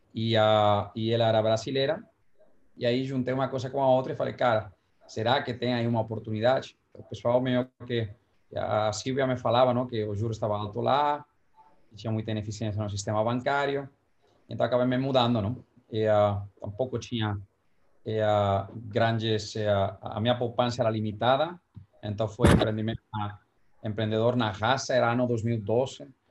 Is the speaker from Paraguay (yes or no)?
no; Valencia, Valencian Community, Spain; Portuguese is a second language; moved away as an adult; also born or lived in New York; now in São Paulo, Brazil; em Valência, que é de onde eu sou